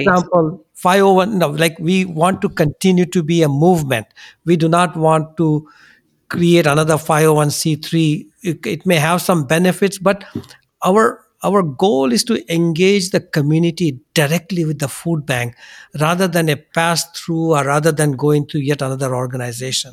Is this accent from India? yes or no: yes; India; now in United States; we come from India